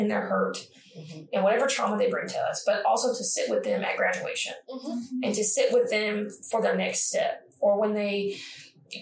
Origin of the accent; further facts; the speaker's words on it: Owensboro, Kentucky, United States; I'm from Owensboro